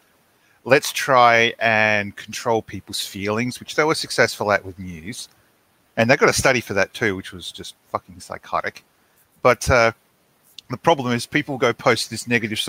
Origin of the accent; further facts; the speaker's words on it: Australia; we're Australian, not American